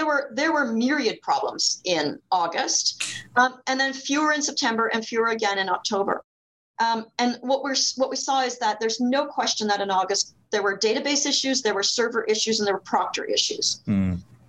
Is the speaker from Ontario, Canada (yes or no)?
yes; Lake Huron, Ontario, Canada; where I grew up on Lake Huron, 3.5 hours from Toronto